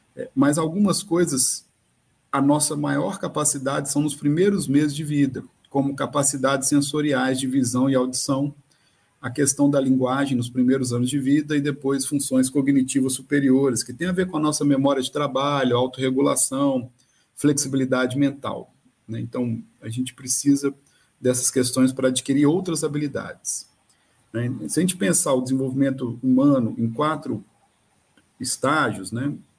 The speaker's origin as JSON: {"language": "Portuguese", "region": "Minas Gerais", "country": "Brazil", "moved": "yes", "said": "eu sou de Minas"}